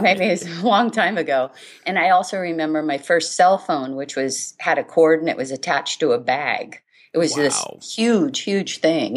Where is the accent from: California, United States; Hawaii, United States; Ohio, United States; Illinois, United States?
Hawaii, United States; I was born and raised in Hawaii